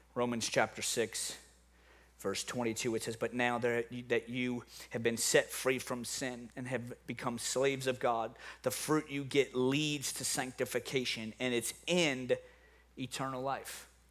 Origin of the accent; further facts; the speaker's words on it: New Orleans, Louisiana, United States; moved away; I'm from New Orleans